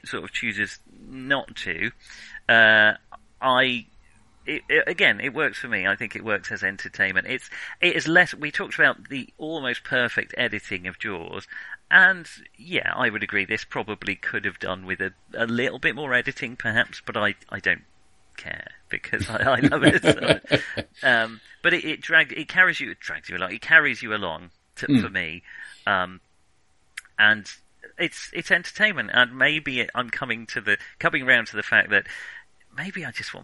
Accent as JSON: {"language": "English", "region": "England", "country": "United Kingdom", "said": "we're English"}